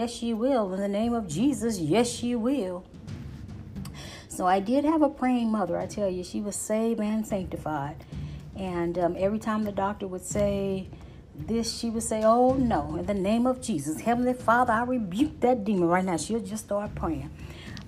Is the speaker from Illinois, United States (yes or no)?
no; St. Louis, Missouri, United States; I was born in St. Louis, Missouri